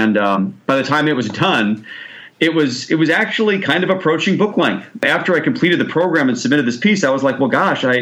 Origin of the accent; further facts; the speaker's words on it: Chicago, Illinois, United States; I'm from Chicago